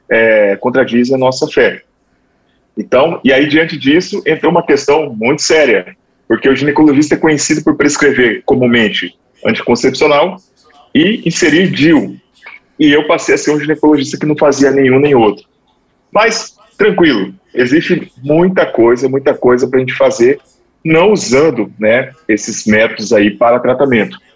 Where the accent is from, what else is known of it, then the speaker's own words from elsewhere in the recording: Mato Grosso, Brazil; Eu sou aqui do estado do Mato Grosso, tá? formei aqui na Universidade Federal do Mato Grosso